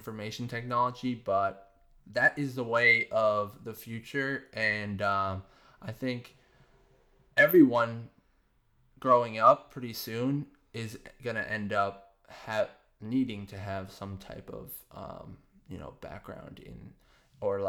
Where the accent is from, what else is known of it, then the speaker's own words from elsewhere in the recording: Northbridge, Massachusetts, United States; also born or lived in Boston; my hometown, Northbridge